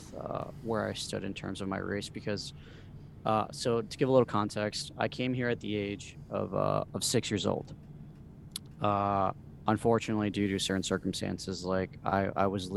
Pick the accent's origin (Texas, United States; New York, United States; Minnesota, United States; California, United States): Minnesota, United States; also born or lived in Mexico; me growing up here